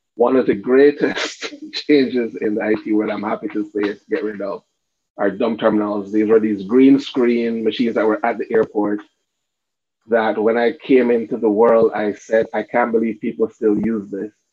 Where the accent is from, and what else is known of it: Cayman Islands